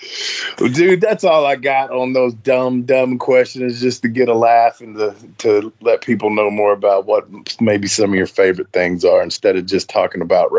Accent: Nashville, Tennessee, United States; That's my hometown

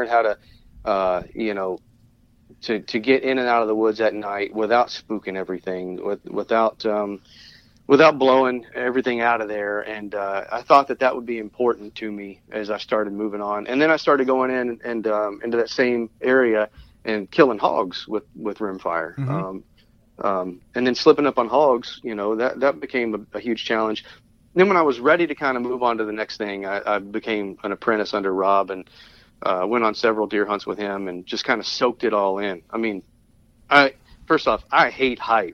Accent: Tennessee, United States; moved away; I grew up in Tennessee. I grew up in the mountains and played in the woods a lot

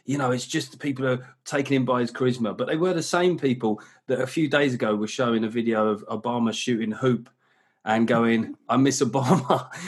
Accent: United Kingdom; I love being British, very patriotic about this country

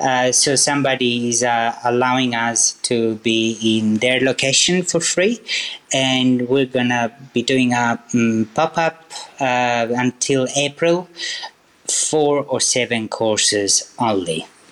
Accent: Sicily, Italy; now in Inzago, Italy; I was born in Sicily, so I'm originally from Sicily, but I live now. From May, I moved back to Lombardy, and I'm living in Inzago, which is a very cute little place, I have to say.

